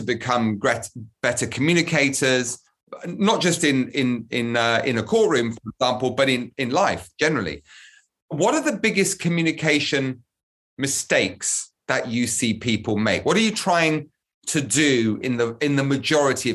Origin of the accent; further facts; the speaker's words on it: United Kingdom; As a Brit watching from abroad